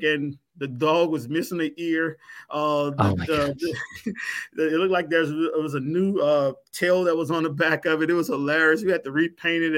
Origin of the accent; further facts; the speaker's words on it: Louisiana, United States; I'm from Louisiana